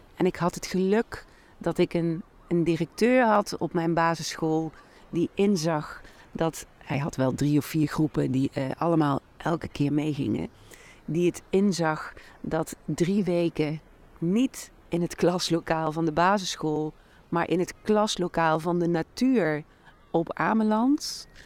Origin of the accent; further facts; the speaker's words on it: Doornenburg, Gelderland, Netherlands; een heel mooi klein schooltje in mijn geboortedorp Doornenburg